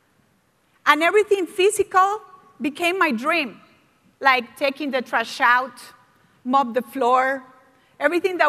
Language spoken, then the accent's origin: English; Costa Rica; English is a second language; moved away; I was from Costa Rica and I was the youngest of 7 kids.